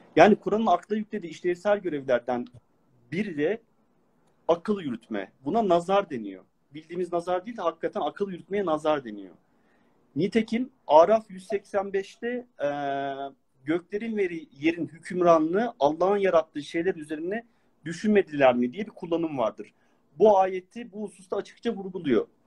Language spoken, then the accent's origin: Turkish; Ankara, Turkey; now in abroad; Aslen Ankaralıyım